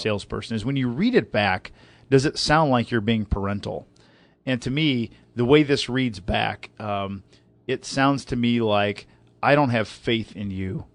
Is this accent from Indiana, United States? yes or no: yes; Southern Indiana, United States; I'm from Southern Indiana.